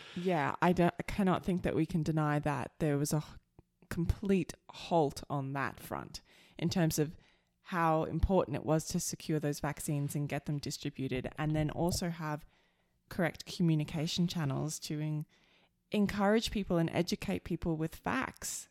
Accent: Australia; now in Alberta, Canada; I'm the Aussie

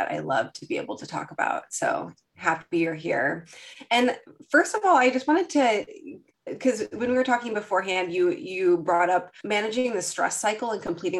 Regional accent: Midwest, United States; I'm from the Midwest

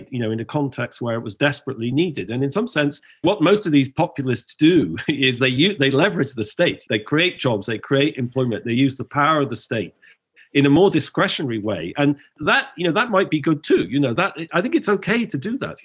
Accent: England, United Kingdom; moved away; as a foreigner, as an Englishman

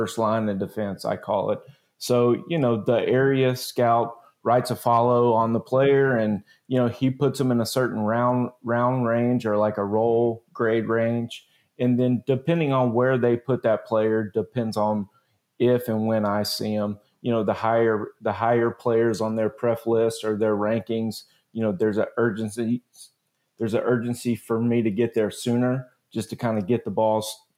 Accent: Jasper, Texas, United States; also born or lived in Nevada / Louisiana; I grew up in Jasper, Texas

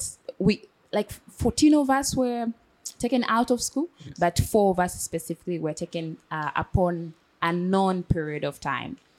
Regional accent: Shinyanga, Tanzania; also born or lived in Kigoma / Mara; I was born and raised in Shinyanga

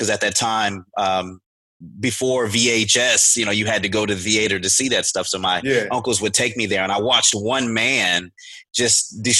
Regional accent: Beaumont, Texas, United States; born there; So I was born in Beaumont, Texas, you know, down at the swamp, right at the Texas Louisiana border.

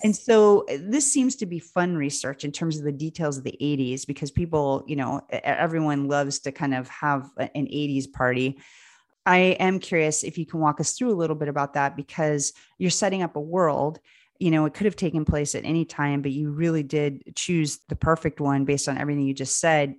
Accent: Lancaster, Pennsylvania, United States; I grew up in Lancaster, Pennsylvania

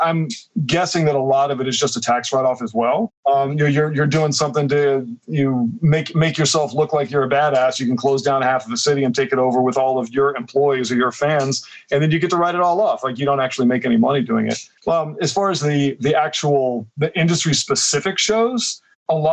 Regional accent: Oklahoma, United States; moved away as an adult; also born or lived in Texas / Los Angeles; now in San Francisco, United States; I'm from either Texas or Oklahoma, depending on where you count when you're where you're from. You know what I mean? I was a teenager in Oklahoma

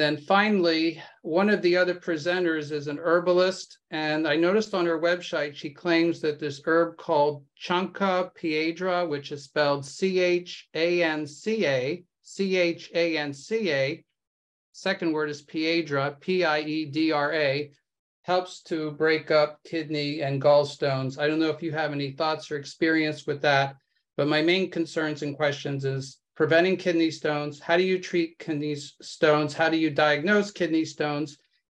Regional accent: Washington, District of Columbia, United States; I'm from the Washington, D.C. area.

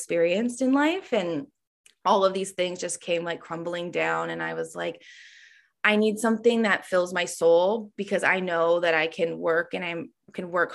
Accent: Ontario, Canada; when I moved back to my hometown, which is like a small, I want to say it's a small town in Ontario, Canada, but it's a city

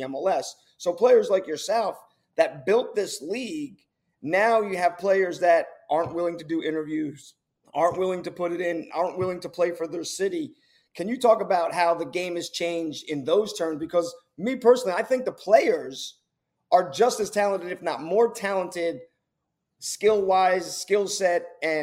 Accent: Rahway, New Jersey, United States; we grew up together in New Jersey. You're from Kearney. I'm from Rahway

